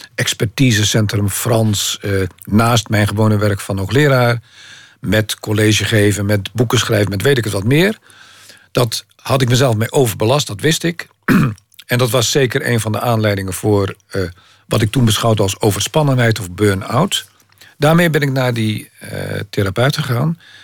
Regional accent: Maassluis, South Holland, Netherlands; Maasluis, waar ik vandaan kom

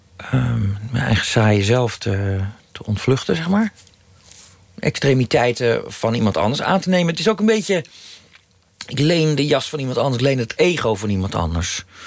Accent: Utrecht, Netherlands; toen ik in Utrecht woonde, een jaar vijf, zes was

